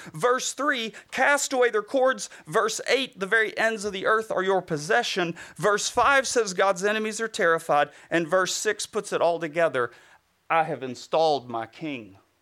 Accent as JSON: {"language": "English", "area": "Bible Belt", "region": "the South", "country": "United States", "tie": "born or raised there", "said": "I grew up in the Bible Belt"}